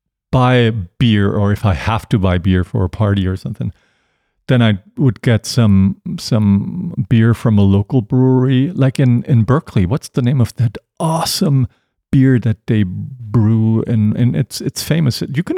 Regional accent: Germany; English is a second language; If you're on a military base in my home country in Germany, you would have some good, decent German beer.

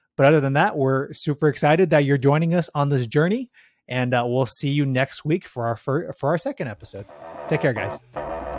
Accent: San Jose, California, United States; I grew up in the Bay Area, spent most of my life here in the Bay in San Jose

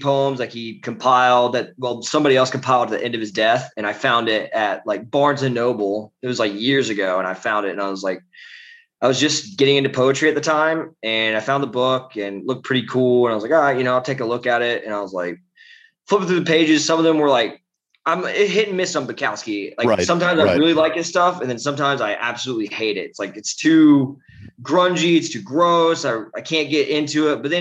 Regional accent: West Virginia, United States; I'm originally from West Virginia, so I'm a great Appalachian American. I grew up, I was raised

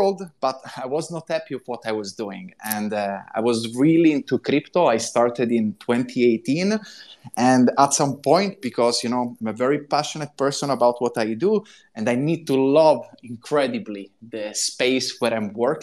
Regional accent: Italy; accent: Italian; English is a second language; moved away as an adult; also born or lived in New York, United States; now in Bali, Indonesia; As you can hear from my accent, I'm Italian

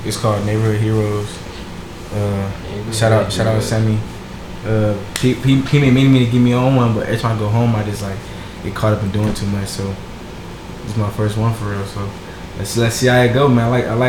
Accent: Richmond, California, United States; I'm from Richmond, California.

